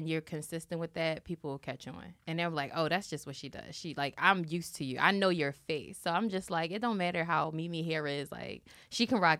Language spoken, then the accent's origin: English; Philadelphia, Pennsylvania, United States; I'm from Philly, singer, songwriter, visionary